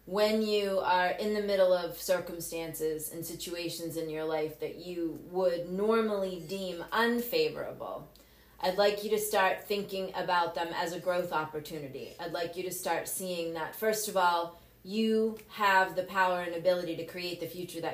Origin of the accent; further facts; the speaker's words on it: Cape Cod, Massachusetts, United States; I grew up on Cape Cod. I graduated from Barnstable High School